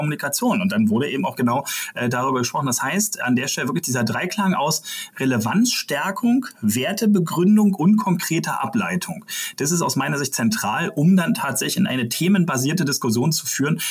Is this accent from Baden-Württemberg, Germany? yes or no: no; Brandenburg, Germany; das sage ich als Brandenburger